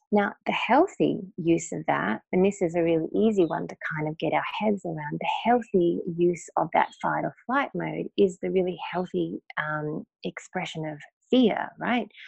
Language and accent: English; North Queensland, Australia; I grew up in North Queensland in Australia in the late 70s